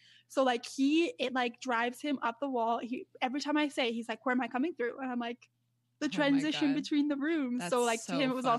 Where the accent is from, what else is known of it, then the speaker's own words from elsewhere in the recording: Canada; I'm Canadian. Like I was born here and my family, like my parents were Canadian